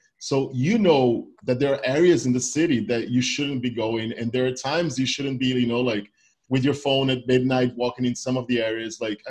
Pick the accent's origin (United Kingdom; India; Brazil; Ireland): Brazil; I'm from Brazil.